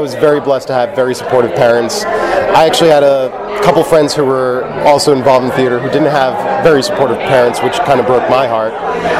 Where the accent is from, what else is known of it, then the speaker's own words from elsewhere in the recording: New Jersey, United States; I'm originally from New Jersey. I came here to Laguna Beach last year